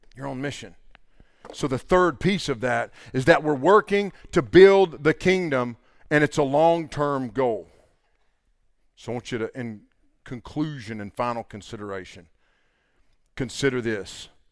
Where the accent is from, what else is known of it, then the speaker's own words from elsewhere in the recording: the Bible Belt, United States; there's a bunch of us from the Bible Belt